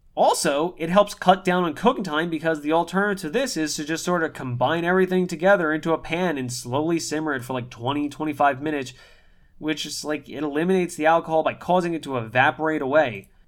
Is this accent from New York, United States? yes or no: yes; New York, United States; We're both born and raised in New York